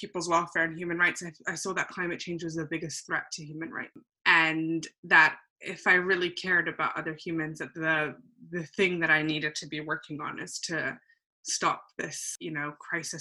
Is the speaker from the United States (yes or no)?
no; London, United Kingdom; also born or lived in Canada / Hull; I was born in Canada, moved to the UK when I was 9 and have lived in London except for my short trip up north to Hull for most of my life